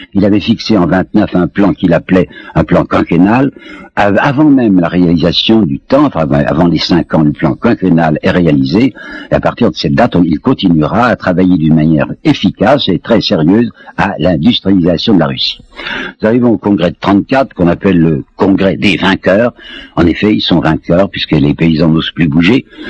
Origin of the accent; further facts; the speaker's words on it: France; je suis français